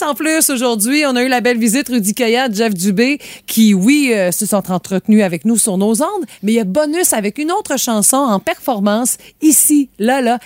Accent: Quebec, Canada; chez nous au Québec

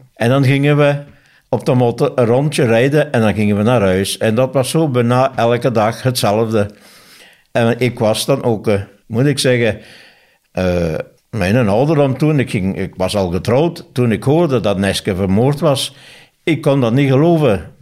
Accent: Neerrepen, Flanders, Belgium; also born or lived in Tongeren; ik ben afkomstig uit Nerem

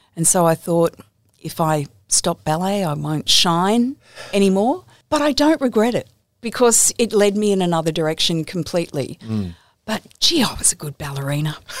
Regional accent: Campbelltown, New South Wales, Australia; I grew up in Campbelltown in, in the western suburbs.

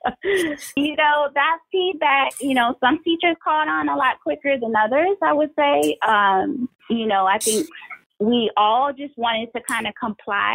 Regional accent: Beaufort, South Carolina, United States; moved away as an adult; now in Savannah, United States; I am originally from Beaufort, South Carolina, and I taught there for about 10 years

